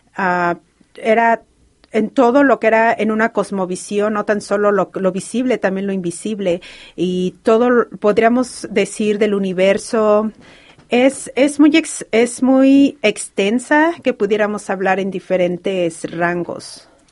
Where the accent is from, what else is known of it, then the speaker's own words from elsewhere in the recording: Mexico; first language Spanish; now in Los Angeles, United States; como toda mexicana